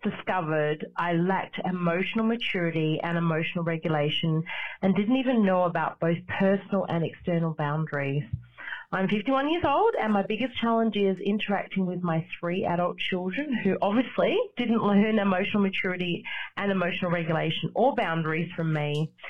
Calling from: Adelaide, South Australia, Australia; I'm calling from Adelaide, Australia.

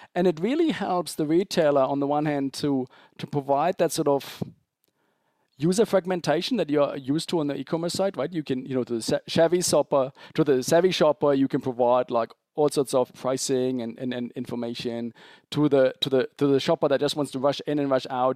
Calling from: Zurich, Switzerland; I'm calling from, from Zurich, Switzerland

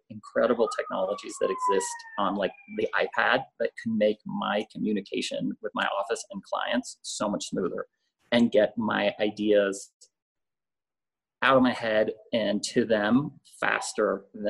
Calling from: Mexico City, Mexico; I'm calling in from my dining room in Mexico City, which is now my office, my main office, sitting at the dining room table.

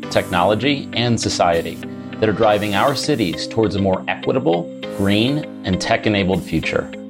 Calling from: São Paulo, Brazil; And uh, yes, I'm calling in from Sao Paulo, Brazil.

